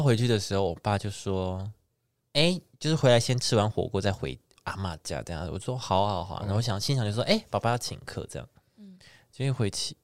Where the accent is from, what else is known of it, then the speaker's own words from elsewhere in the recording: Neipu, Pingtung County, Taiwan; moved away; 我们老家在那个内埔那边